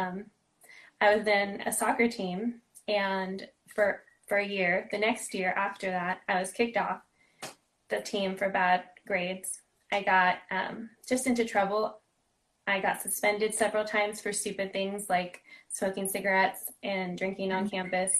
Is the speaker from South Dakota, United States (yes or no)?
no; Los Angeles, California, United States; also born or lived in San Diego; I was born and raised locally out in the San Fernando Valley